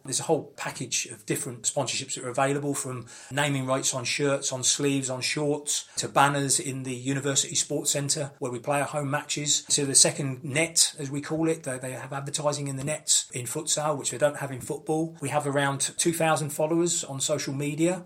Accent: London, United Kingdom; also born or lived in Cambridgeshire; now in Cambridge, United Kingdom; I was brought up in the East End of London, uh, Canning Town

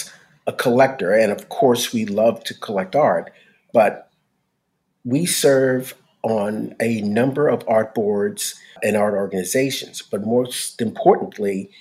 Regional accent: New York City, New York, United States; now in Los Angeles, United States; born and raised in New York City

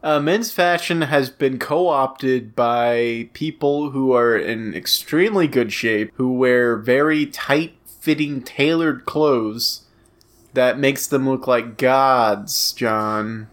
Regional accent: Louisiana parish, United States; the parish that I hail from declared a state of emergency on my birthday

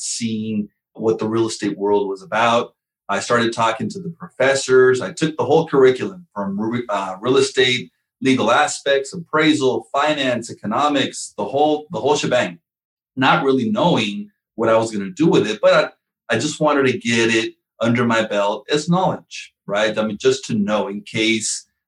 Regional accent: Southern California, United States; I was born here in California, Southern California

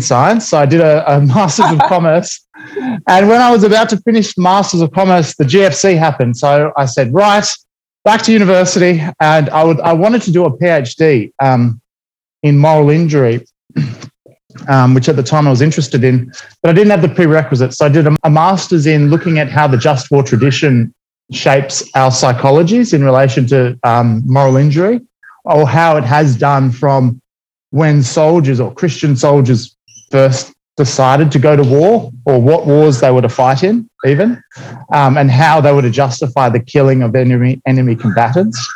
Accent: Australia; I'm Australian by well, Australian born

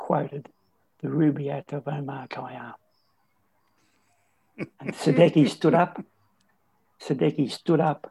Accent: Bendigo, Victoria, Australia; I'm from Kangaroo Flat, which is part of Bendigo.

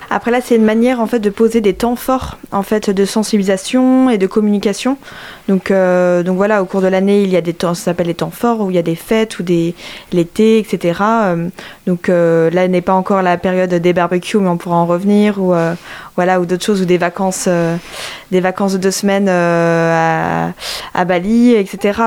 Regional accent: Brittany, France; moved away as an adult; now in Angers, France; je suis originaire de Bretagne

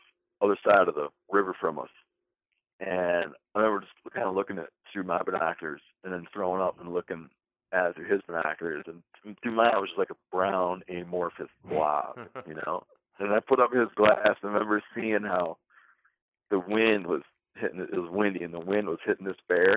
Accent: Michigan, United States; now in New York, United States; I grew up hunting in Michigan

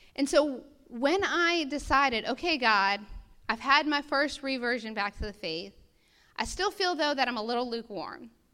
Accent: United States; as an American people

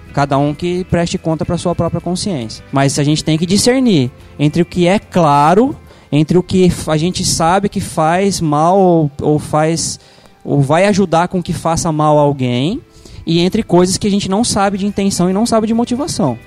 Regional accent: Brazil; como brasileiro de maneira geral

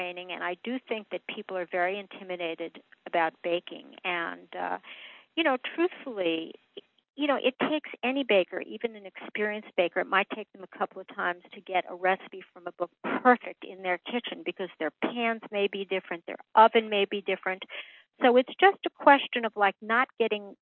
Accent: New York City, New York, United States; growing up in New York City

